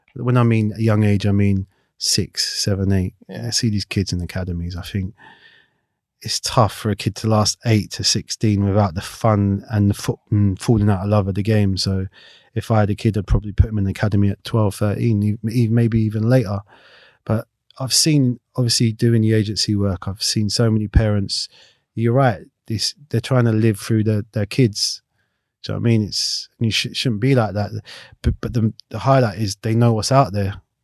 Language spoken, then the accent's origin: English; London, United Kingdom; also born or lived in Clapham; I grew up in Battersea